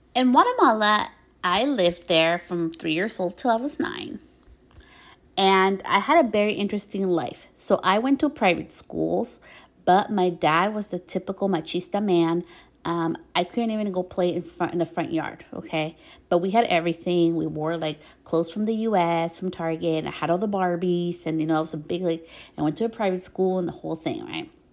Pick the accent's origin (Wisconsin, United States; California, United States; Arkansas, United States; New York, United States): New York, United States; When I was born, I was born in the States, in New York